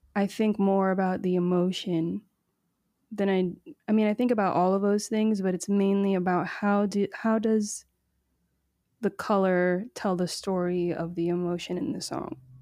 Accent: Miami, Florida, United States; also born or lived in Nashville / Trinidad and Tobago; now in West Hollywood, United States; I grew up in Miami on the boat on the weekends

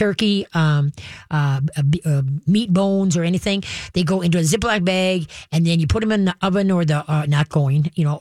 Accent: Duluth, Minnesota, United States; I was adopted and when I was a year and a half, I was born up in Duluth.

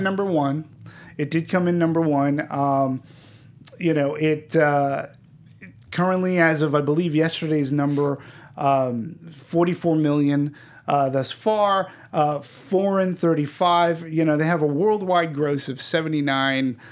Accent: East Coast, United States; I'm not from New York, but being from the East Coast

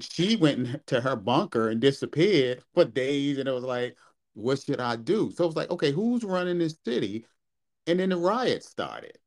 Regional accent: Baltimore, Maryland, United States; I'm from Baltimore

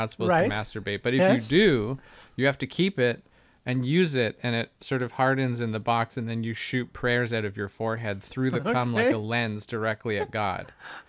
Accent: Canada; Canadians do the same thing. We just do it with different accents.

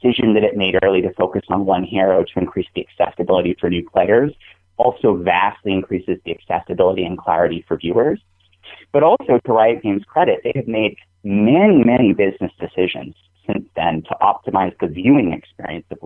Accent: New England, United States; I'm from New England

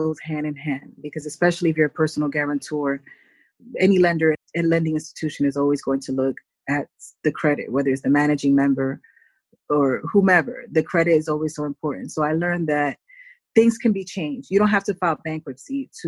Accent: New York City, New York, United States; grew up in the Bronx in an apartment building

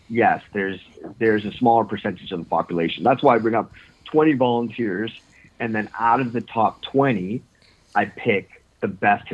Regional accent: Northern Ontario, Canada; now in Toronto, Canada; I grew up actually in Northern Ontario

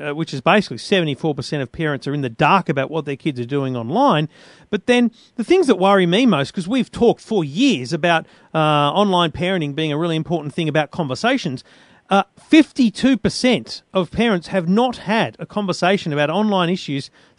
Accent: Queensland, Australia; now in New South Wales, Australia; I'm a Queenslander every day of the year, if asked.

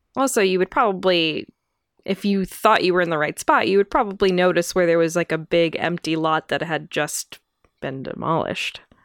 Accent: United States; growing up in America

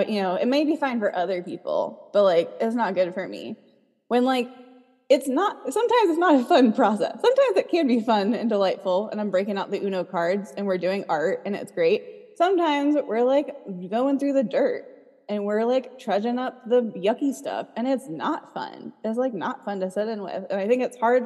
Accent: North Carolina, United States; I'm from North Carolina

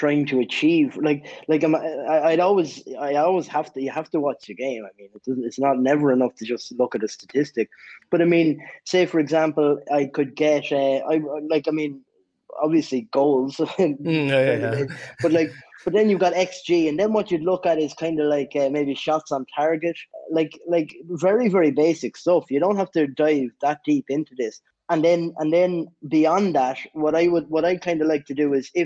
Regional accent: Ireland; I'm from Ireland

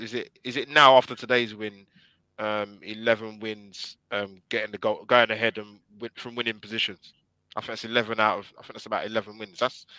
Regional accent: Nigeria; being Nigerian

